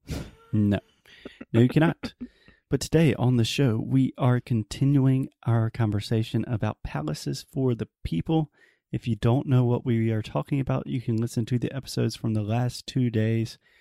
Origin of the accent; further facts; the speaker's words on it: South Carolina, United States; the capital of my home state, of South Carolina